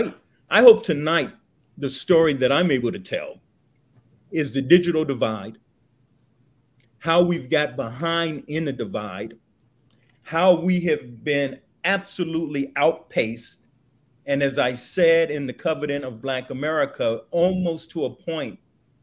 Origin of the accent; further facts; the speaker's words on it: Los Angeles, California, United States; also born or lived in Chicago, Illinois; I was born on the kitchen table in Chicago. I grew up in Los Angeles